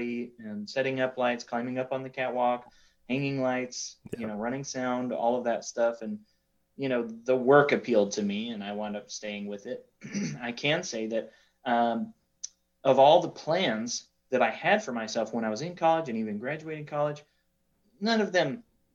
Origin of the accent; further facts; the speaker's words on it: Wyoming, United States; moved away as an adult; also born or lived in McAllen, Texas; I did grow up in Wyoming